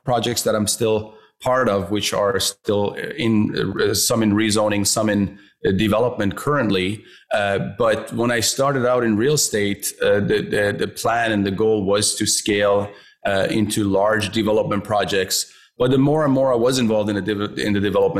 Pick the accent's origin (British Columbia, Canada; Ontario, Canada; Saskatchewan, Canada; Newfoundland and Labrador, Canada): British Columbia, Canada; Vancouver; I grew up here in Vancouver as well